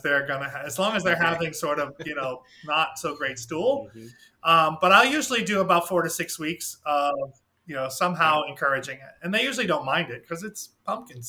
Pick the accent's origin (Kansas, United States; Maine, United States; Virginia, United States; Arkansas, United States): Maine, United States; moved away as an adult; I'm from Maine, where I never saw a thyroid problem because we live right by the sea